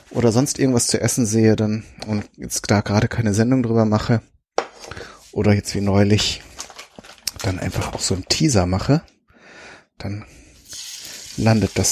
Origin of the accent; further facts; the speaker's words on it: North Rhine-Westphalia, Germany; Ich komme ja ursprünglich aus Ostwestfalen. Und da ist man dann so ganz pragmatisch, ne?